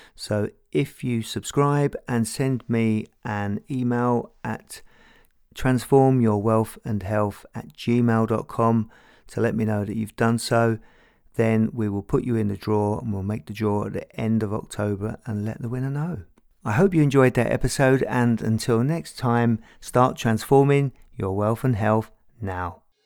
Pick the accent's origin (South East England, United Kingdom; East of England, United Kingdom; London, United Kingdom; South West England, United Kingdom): London, United Kingdom; I grew up in Tottenham, North London